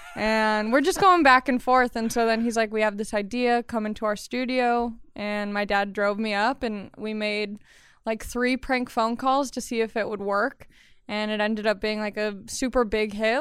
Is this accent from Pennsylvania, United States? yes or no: no; Long Beach, California, United States; I grew up in Los Angeles County in Long Beach